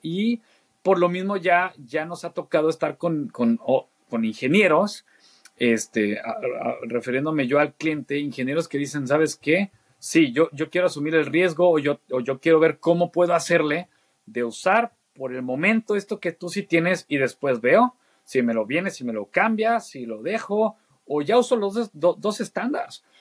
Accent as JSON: {"language": "Spanish", "country": "Mexico", "also_born_or_lived": "Argentina / Saltillo / Querétaro", "said": "siendo mexicano, la verdad es que nos aprecian mucho Argentina"}